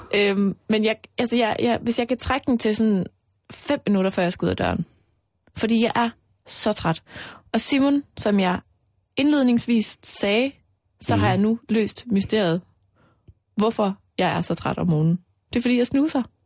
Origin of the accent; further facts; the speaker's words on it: Mols, Central Denmark Region, Denmark; moved away; Altså, jeg er jo vokset op ude på Mols